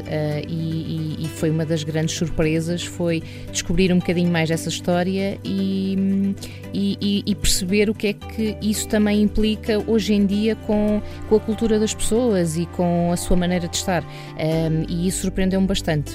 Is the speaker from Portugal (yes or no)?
yes; Algarve, Portugal; sou algarvia